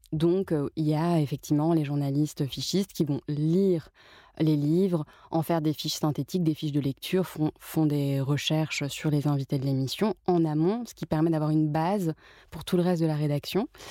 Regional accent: Paris, Île-de-France, France; je suis née, j'ai grandi à Paris

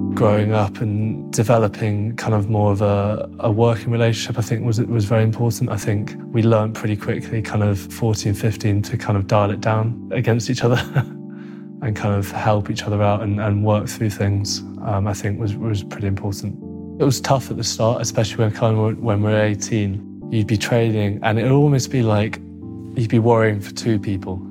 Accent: Cheshire, North West England, United Kingdom; also born or lived in Hounslow, London; We grew up originally in Hounslow. We moved up to Cheshire when we were seven.

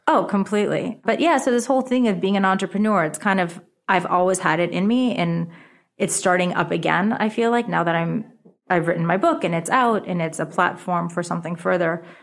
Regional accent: New York City, New York, United States; first language Japanese; English is a second language; also born or lived in Rye, New York / Japan; I'm actually from America

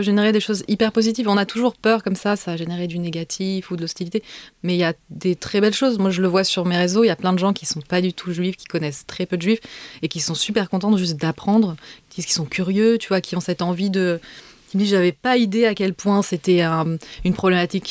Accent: France; moved away as an adult; now in Israel; quand j'ai quitté la France

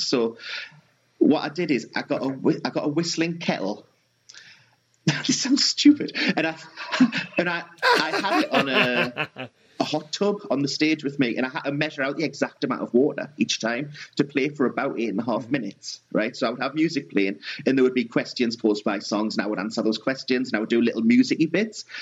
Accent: South Tyneside, North East England, United Kingdom; We're both from South Tyneside

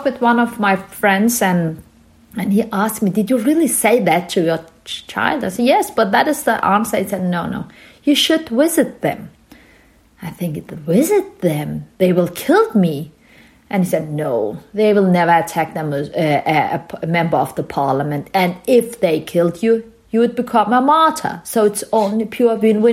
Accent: Denmark; also born or lived in Turkey; I was born in Turkey from Kurdish parents, and we moved to Denmark when I was a young child.

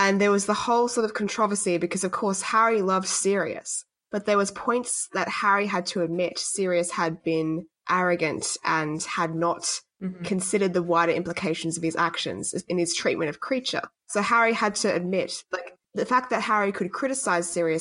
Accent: Australia; as a white Australian

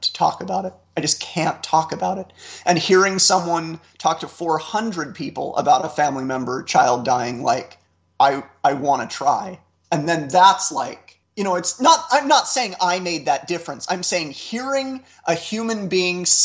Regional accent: Orem, Utah, United States; I'm from Orem, Utah, a county of 300,000 people that's 97% white and 98% Mormon

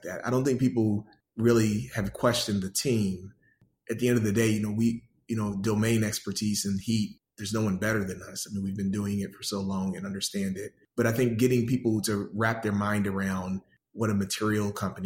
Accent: Pensacola, Florida, United States; also born or lived in Detroit, Michigan; now in Atlanta, United States; I grew up in Pensacola, Florida. Was born in Detroit, but from the first grade up, my mother's hometown is Pensacola

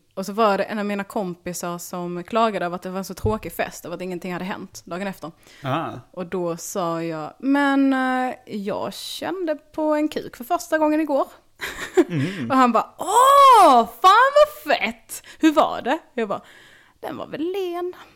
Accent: Bjärnum, Skåne, Sweden; jag växte upp i Bjärnum

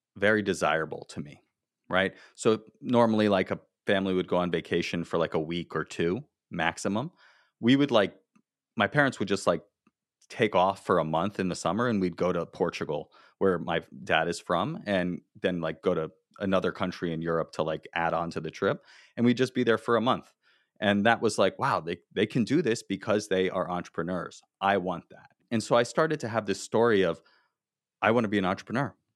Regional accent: South Florida, United States; I grew up in South Florida, I went to the University of Florida

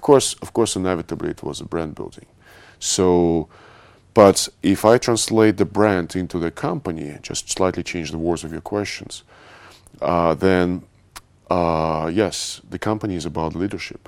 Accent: Moscow, Russia; moved away as an adult; also born or lived in Paris; now in London, United Kingdom; I was born in Russia. I spent, um, quite a big part of my life, uh, living in Moscow.

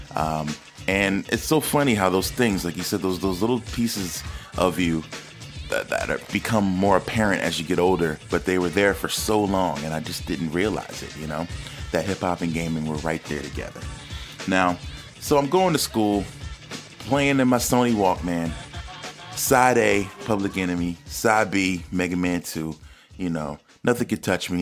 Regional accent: East Coast, United States; moved away; I was a kid from the East Coast

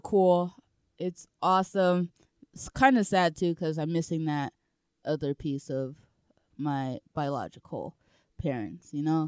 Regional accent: Colorado Springs, Colorado, United States; I was born in Colorado Springs

